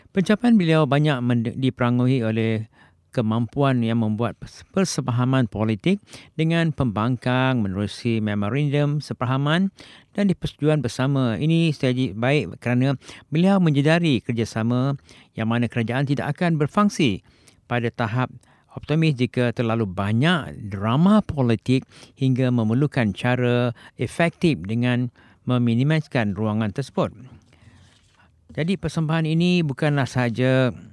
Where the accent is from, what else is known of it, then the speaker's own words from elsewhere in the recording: Malaysia; now in Japan; kita sebagai rakyat Malaysia di, di Jepun ni